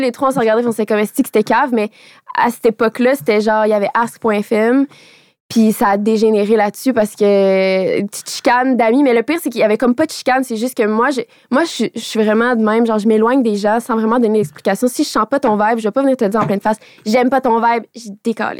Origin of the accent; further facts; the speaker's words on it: Radisson, Quebec, Canada; French is a second language; moved away; Moi, je viens de Radisson